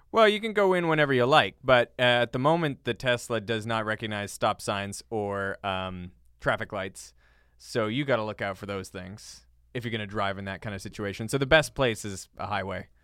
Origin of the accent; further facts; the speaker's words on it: Canada; now in United States; as a Canadian